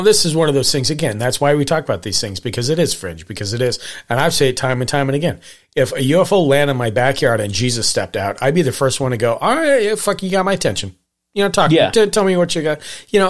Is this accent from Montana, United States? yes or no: yes; Montana, United States; maybe, look, I grew up in Montana.